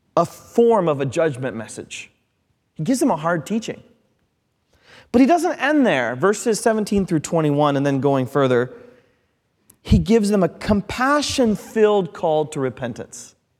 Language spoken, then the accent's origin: English; Midwest, United States; I'm from the Midwest. We're sandwich people.